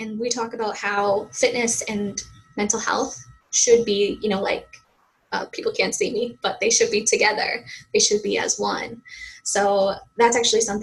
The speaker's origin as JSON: {"language": "English", "region": "Massachusetts", "country": "United States", "accent": "Boston", "said": "I'm originally from Massachusetts, USA."}